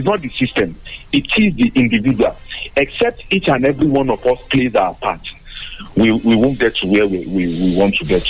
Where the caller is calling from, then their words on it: Abeokuta, Ogun State, Nigeria; I'm calling from Abeokuta this morning.